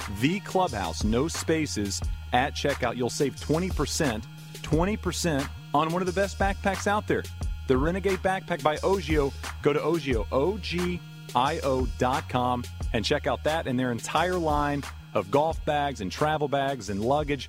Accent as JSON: {"language": "English", "region": "Texas", "country": "United States", "said": "As a Texan"}